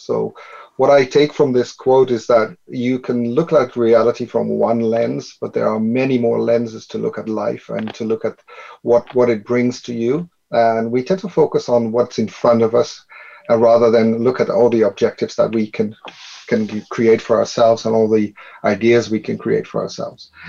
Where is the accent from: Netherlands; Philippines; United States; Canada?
Netherlands; I am from the Netherlands